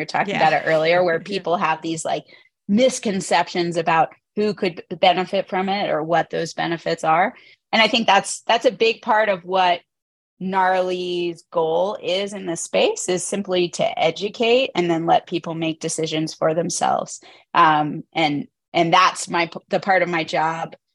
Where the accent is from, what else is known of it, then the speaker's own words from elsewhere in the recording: Northern Virginia, United States; now in Utah, United States; I grew up in Northern Virginia, outside